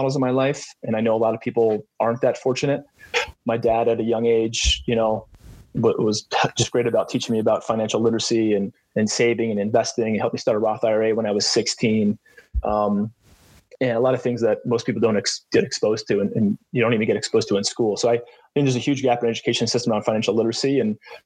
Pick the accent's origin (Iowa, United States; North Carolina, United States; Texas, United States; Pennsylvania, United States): Pennsylvania, United States; moved away as an adult; also born or lived in Coastal Carolina University, South Carolina; I grew up in Pennsylvania, about an hour west of Philly